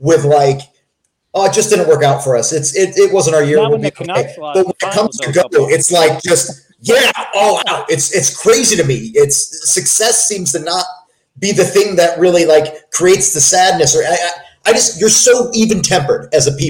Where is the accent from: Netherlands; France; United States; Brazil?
United States; Connecticut; moved away; I'm from Connecticut.